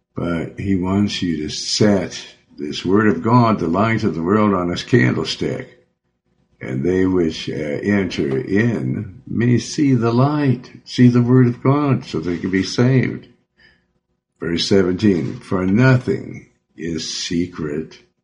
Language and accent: English; Joplin, Missouri, United States; moved away; also born or lived in Beverly Hills; I'm from Missouri. I was born in Joplin